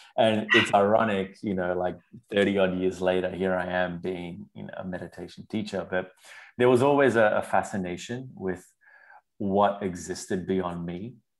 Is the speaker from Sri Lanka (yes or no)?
yes; Sri Lanka; I was raised in Sri Lanka